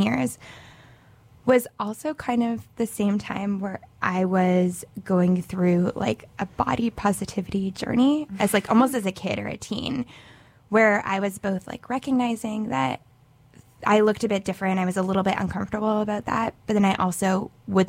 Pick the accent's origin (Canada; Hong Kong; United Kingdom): Canada; Montreal, Quebec; I am from Montreal, Canada